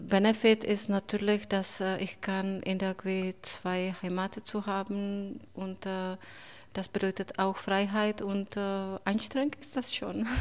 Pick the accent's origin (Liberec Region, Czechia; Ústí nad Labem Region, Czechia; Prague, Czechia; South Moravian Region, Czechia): South Moravian Region, Czechia; Brno; German is a second language; now in Berlin, Germany; in Brno, in meiner Mutterstadt, war die letzte Woche Premiere, mein Theaterstück